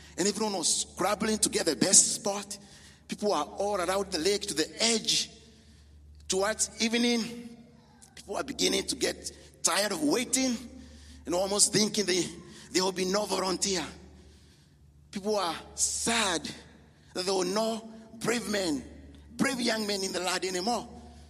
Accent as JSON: {"language": "English", "country": "Kenya", "moved": "yes", "said": "we are from Kenya, me and my wife"}